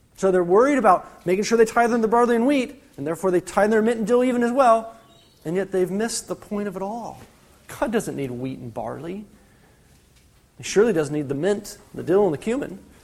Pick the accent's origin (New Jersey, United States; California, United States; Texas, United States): California, United States; I'm from California.